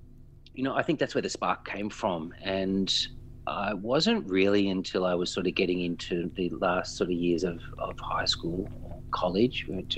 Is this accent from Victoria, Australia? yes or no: yes; Melbourne, Victoria, Australia; Yeah, I am. My father's from sort of the Fitzroy, Brunswick area, and my mum's actually from Warrandyte. So a lot of the early days were Warrandyte-based until I sort of, you know, fled straight back to the madness of Fitzroy.